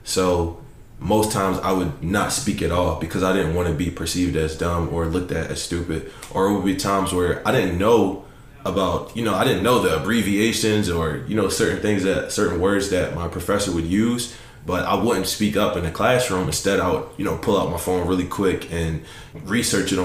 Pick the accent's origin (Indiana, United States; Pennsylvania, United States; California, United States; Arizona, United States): Pennsylvania, United States; Philadelphia; I'm from Southwest Philadelphia